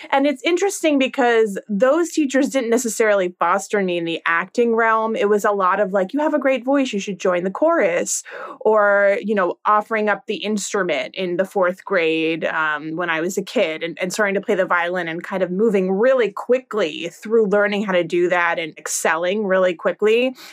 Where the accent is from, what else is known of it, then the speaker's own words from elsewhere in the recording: California, United States; also born or lived in Virginia; now in New York, United States; No, I'm actually originally from California